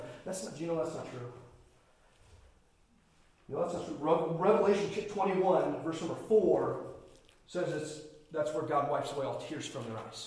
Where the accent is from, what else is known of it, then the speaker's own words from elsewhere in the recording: Indiana, United States; Growing up in Indiana